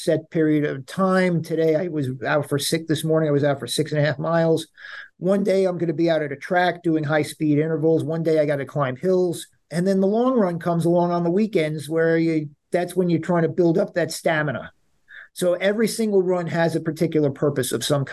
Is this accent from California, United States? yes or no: no; Long Island, New York, United States; also born or lived in Queens, New York; now in New York City, United States; I'm born in Queens. I grew up on Long Island. I've been living in New York City. This is home